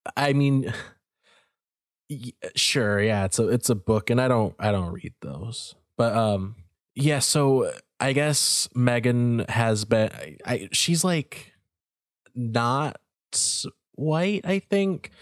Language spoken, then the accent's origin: English; United States; our country was founded on the idea of fuck the royals